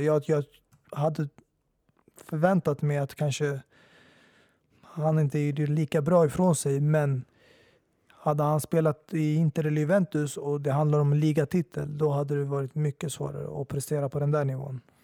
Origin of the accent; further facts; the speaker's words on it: Sweden; jag är svensk medborgare, jag är född och uppväxt här